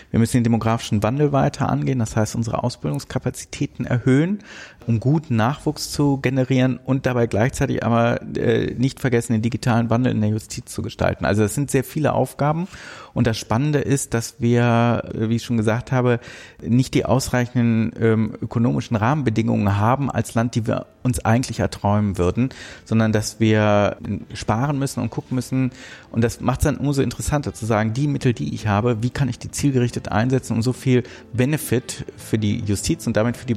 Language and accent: German; Rhineland, Germany; Wir, wir, wir gucken beide als Rheinländer auf den Rhein.